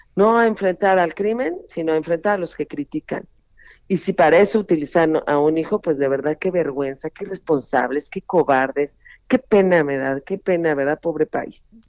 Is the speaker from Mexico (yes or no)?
yes; Mexico; como mexicana